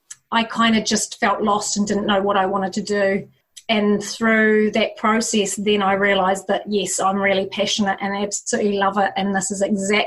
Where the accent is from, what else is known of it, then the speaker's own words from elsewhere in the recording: New Zealand; now in Australia; Originally from New Zealand, but we've been out in New Zealand for 10 years, although you wouldn't know it by my accent.